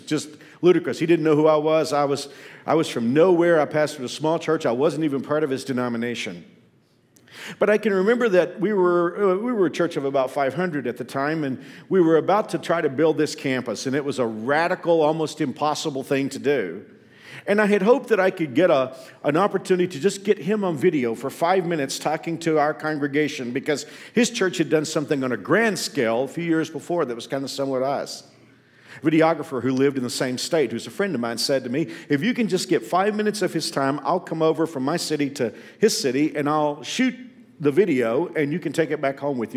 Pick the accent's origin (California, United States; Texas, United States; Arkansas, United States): Texas, United States; Growing up in Texas, we often heard the Cowboys referred to as America's team